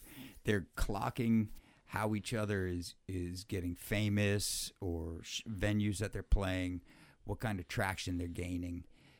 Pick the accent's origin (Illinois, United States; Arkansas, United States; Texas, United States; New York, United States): New York, United States; Long Island; moved away as an adult; now in Seattle, United States; Growing up on Long Island